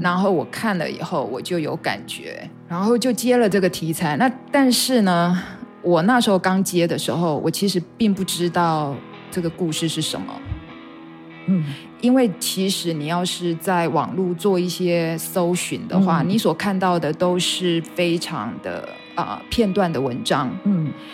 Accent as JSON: {"language": "Chinese", "town": "Kaohsiung", "country": "Taiwan", "tie": "born or raised there", "also_born_or_lived": "United States", "moved": "as an adult", "lives_now": "Taitung, Taiwan", "said": "我在那个高雄的那个环境里头长大"}